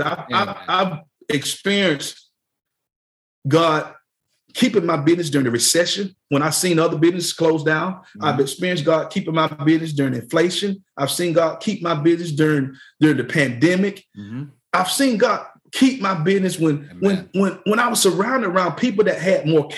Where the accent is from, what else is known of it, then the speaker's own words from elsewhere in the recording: Mayfield, Georgia, United States; we grew up in Mayfield, Georgia, small town with just one store.